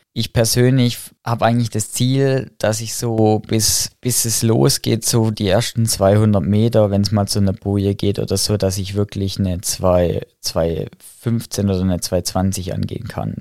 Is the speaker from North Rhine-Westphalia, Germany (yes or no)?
no; Heilbronn, Baden-Württemberg, Germany; bei uns in Heilbronn zum, zur RSG gegangen